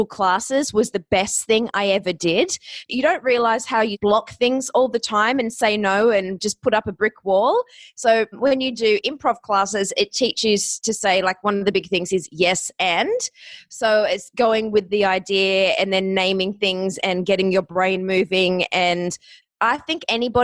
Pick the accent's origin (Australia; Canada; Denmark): Australia; accent: Australian; moved away as an adult; also born or lived in Ohio, United States / Hollywood, United States; I'm Australian.